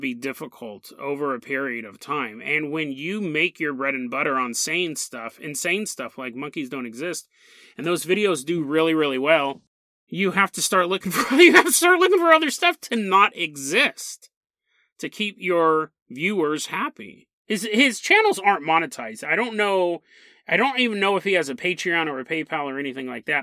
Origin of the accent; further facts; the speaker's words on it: United States; I'm American